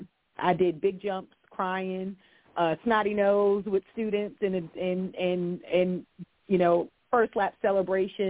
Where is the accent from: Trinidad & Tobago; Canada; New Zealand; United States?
United States; Virginia; I grew up in Virginia on the coast